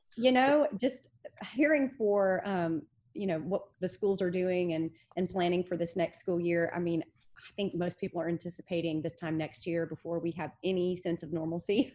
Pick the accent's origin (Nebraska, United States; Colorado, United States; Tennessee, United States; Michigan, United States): Tennessee, United States; Memphis; I was born and raised in Memphis.